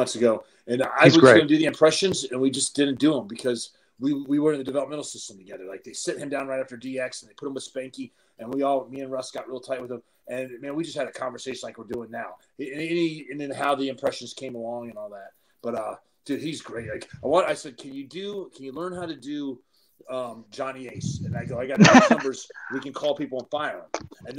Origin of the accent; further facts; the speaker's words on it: Canada; I'm from Canada, and man, I got concussed in that match.